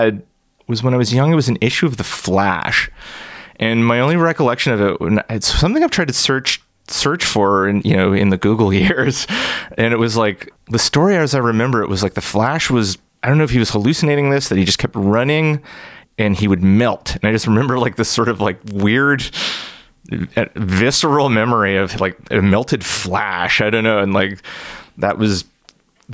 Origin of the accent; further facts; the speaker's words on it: Brampton, Ontario, Canada; I grew up in Brampton. It's like 45 minutes or so northwest of Toronto